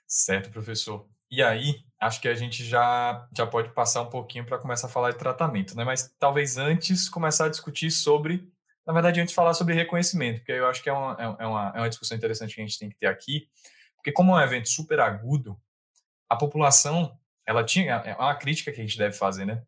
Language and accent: Portuguese; Bahia, Brazil; also born or lived in Salvador; eu sou da Bahia, eu moro na Bahia